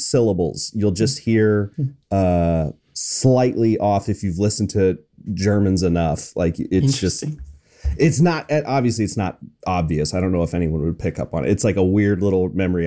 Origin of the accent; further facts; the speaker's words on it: San Francisco Bay Area, California, United States; I'm from the San Francisco Bay Area